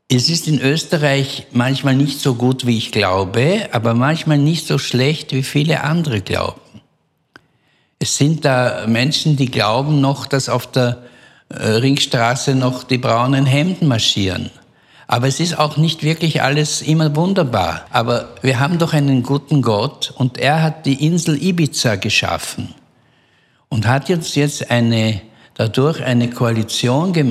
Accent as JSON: {"language": "German", "country": "Belgium", "said": "er merkt an meiner Aussprache, dass ich ähm, nicht Israeli bin. Und äh, dann habe ich ihm gesagt, ich bin aus Belgien."}